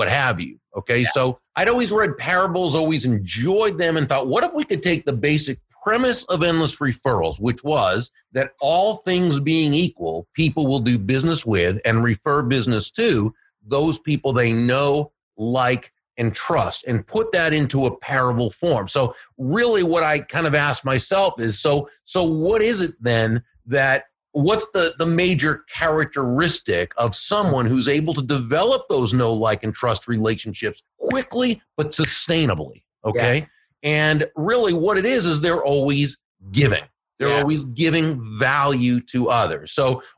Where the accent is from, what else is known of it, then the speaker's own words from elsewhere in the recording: Boston, Massachusetts, United States; now in Florida, United States; I live in Florida now, but I grew up in the greater Boston area